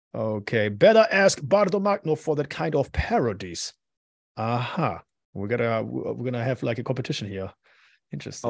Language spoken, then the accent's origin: English; Madrid, Community of Madrid, Spain; I was born in Madrid